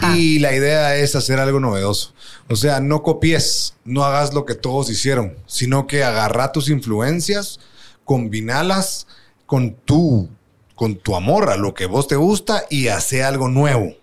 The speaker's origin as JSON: {"language": "Spanish", "country": "Guatemala", "said": "la música de Guate es nuestra, nuestra"}